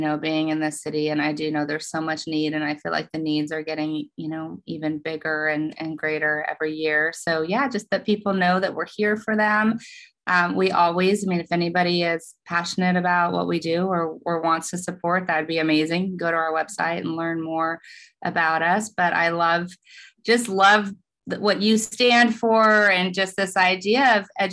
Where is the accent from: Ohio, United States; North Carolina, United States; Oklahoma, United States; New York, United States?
Oklahoma, United States; now in Los Angeles, United States; I'm from Oklahoma